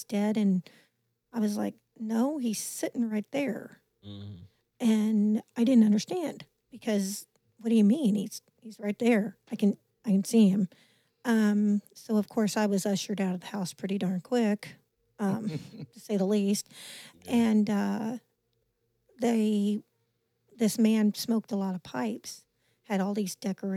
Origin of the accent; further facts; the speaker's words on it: Leavenworth, Kansas, United States; also born or lived in Weston, Missouri; born and raised in Leavenworth, Kansas